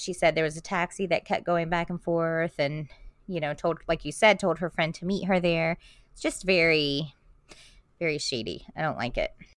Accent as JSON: {"language": "English", "region": "South Florida", "country": "United States", "tie": "born or raised there", "moved": "yes", "said": "I grew up in South Florida, I'm just a Florida girl at heart."}